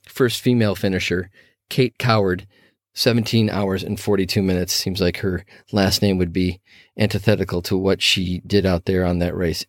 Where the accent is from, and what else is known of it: Minnesota, United States; born or raised there